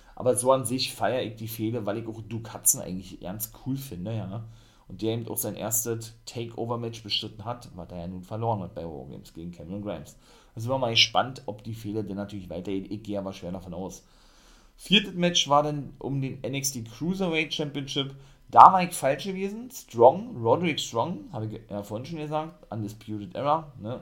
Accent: Germany; bei uns in Deutschland

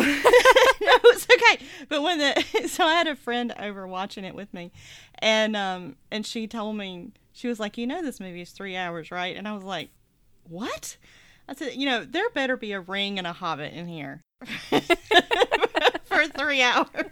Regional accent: the South, United States; it was true of my experience growing up in the South

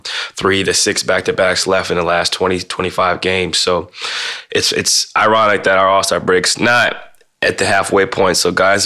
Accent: Midwest, United States; Growing up in the Midwest

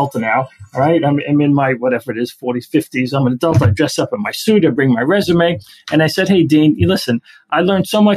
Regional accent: New York City, New York, United States; We grew up Italian immigrants in Brooklyn.

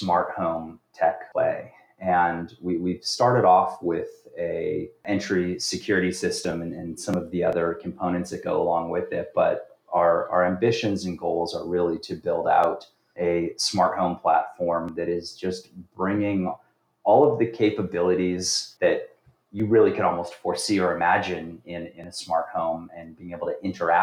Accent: Los Angeles, California, United States; moved away as an adult; now in New York, United States; born originally in California, Los Angeles, grew up there

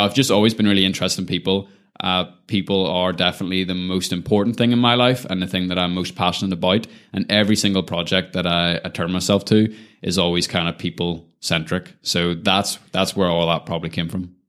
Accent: Lisburn, Northern Ireland, United Kingdom; moved away as an adult; also born or lived in Belfast / New York City; Always grew up in kind of that Lisburn environment

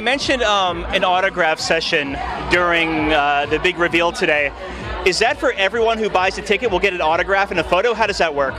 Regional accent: Florida, United States; I'm from Florida

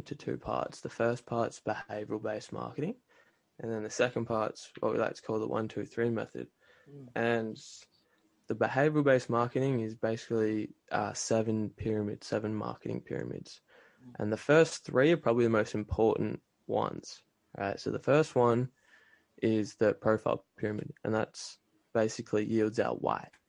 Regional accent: Australia; moved away as an adult; now in Canada; I grew up in Australia and then I moved to Canada about 4 years ago now

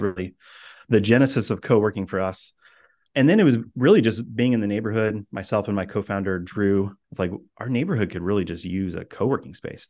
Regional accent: Indiana, United States; moved away as an adult; also born or lived in Boston area; now in Boston, United States; I grew up in Indiana

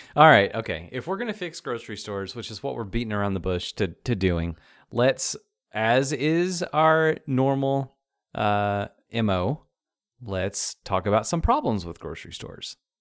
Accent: the South, United States; we're from the South

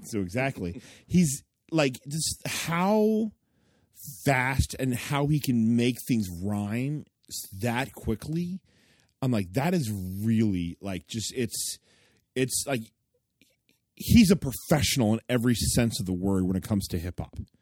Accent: United States; we, as American Christians

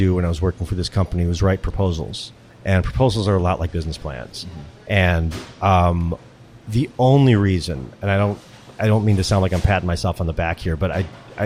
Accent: Skokie, Illinois, United States; I grew up in Skokie, Illinois at the time, high Jewish population

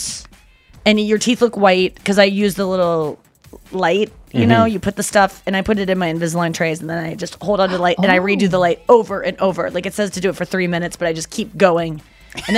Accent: United States; moved away; also born or lived in Ohio / Missouri; I grew up in Ohio and Missouri.

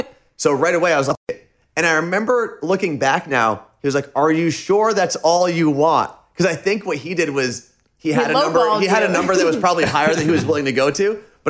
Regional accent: New Jersey, United States; moved away as an adult; now in Seattle, United States; when we moved to Seattle, because we're both originally from New Jersey, we made it a point to make Seattle our home when we got there.

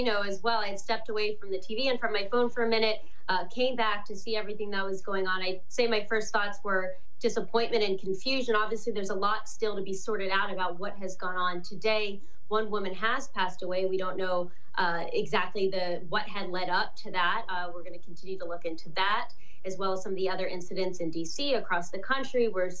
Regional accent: Ohio, United States; They're out of touch with people here in my home state of Ohio.

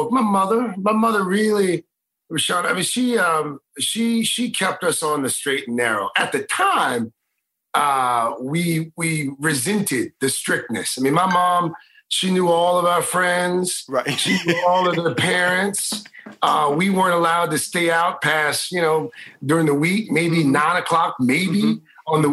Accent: Houston, Texas, United States; My mom uh, you'll appreciate this uh, growing up in Houston

